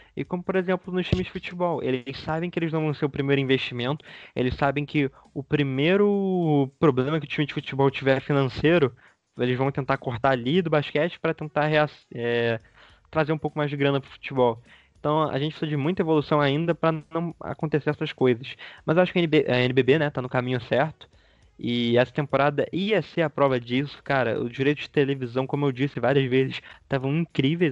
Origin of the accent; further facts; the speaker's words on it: Petrópolis, Rio de Janeiro, Brazil; sou de Petrópolis, do Rio, não sou da capital.